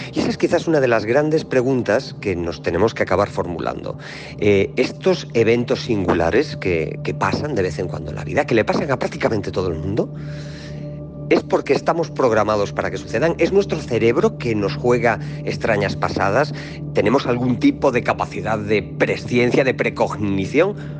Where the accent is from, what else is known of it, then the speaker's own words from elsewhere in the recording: Galicia, Spain; soy gallego